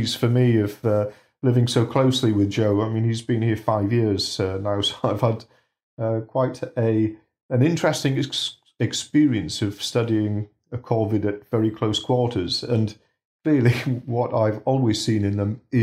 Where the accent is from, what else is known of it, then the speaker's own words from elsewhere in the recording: Bridgend, Wales, United Kingdom; now in Yorkshire, United Kingdom; I was born in Bridgend in South Wales.